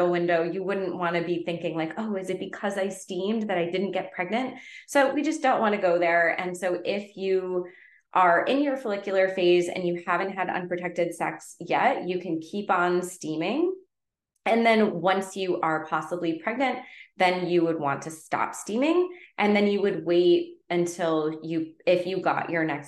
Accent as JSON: {"language": "English", "region": "Connecticut", "country": "United States", "tie": "born or raised there", "moved": "yes", "lives_now": "Southern California, United States", "said": "Where I grew up in Connecticut, we had well water"}